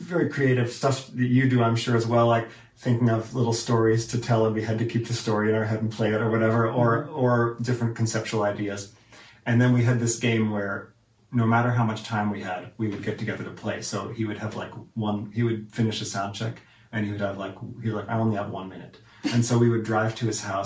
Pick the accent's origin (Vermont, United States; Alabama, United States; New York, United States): Vermont, United States; I'm from Vermont.